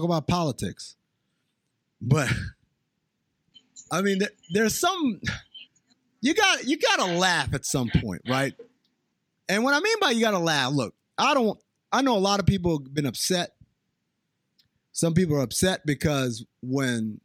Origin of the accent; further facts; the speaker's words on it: Sudan; moved away; also born or lived in New York; I grew up in Sudan, and I grew up with a lot of Armenians